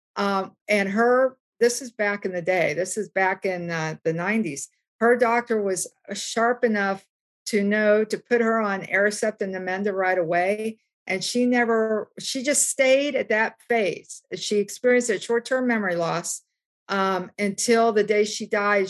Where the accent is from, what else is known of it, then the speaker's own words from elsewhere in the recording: West Virginia, United States; I grew up in West Virginia